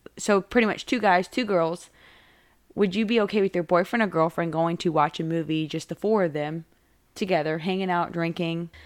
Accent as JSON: {"language": "English", "town": "Wake Forest", "region": "North Carolina", "country": "United States", "tie": "born or raised there", "said": "I am from Wake Forest"}